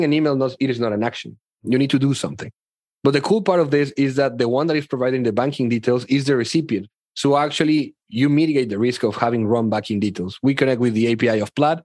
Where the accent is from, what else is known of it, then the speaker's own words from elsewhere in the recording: Mexico; I grew up in Mexico right here.